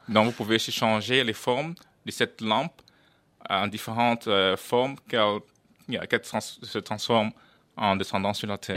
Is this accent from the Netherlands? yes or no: yes; Netherlands; also born or lived in Cameroon; je suis néerlandais